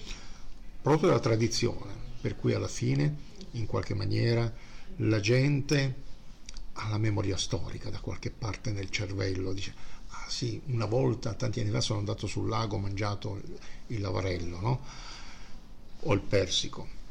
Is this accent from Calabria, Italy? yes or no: no; Bari, Apulia, Italy; also born or lived in Sicily (father's origin); now in Milan, Italy; sono un terrone milanesizzato e nel mio sangue, beh io sono nato a Bari, però mio padre è siciliano